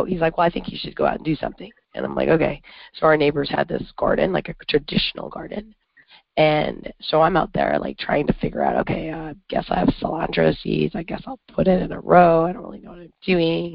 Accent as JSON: {"language": "English", "country": "Canada", "also_born_or_lived": "upstate New York", "moved": "yes", "lives_now": "New York, United States", "said": "I'm from Canada, and all of Canada is north of here."}